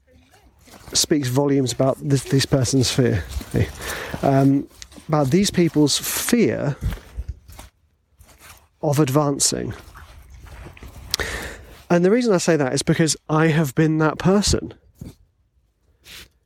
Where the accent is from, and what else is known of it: England, United Kingdom